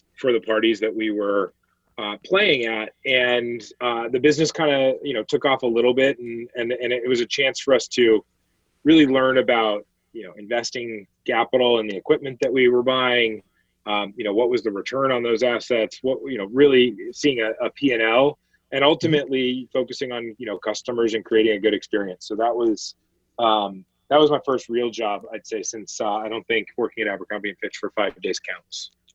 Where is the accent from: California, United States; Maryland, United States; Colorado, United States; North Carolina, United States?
Colorado, United States; Denver; I grew up uh, in in Denver, Colorado